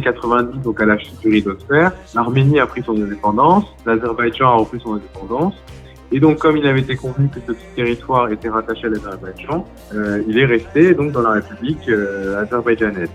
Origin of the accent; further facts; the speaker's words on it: France; je suis, suis pas arménien, je suis français d'origine arménienne